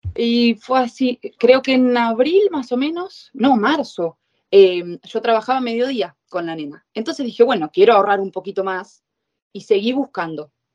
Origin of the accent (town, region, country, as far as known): Argentina; moved away as an adult; now in Italy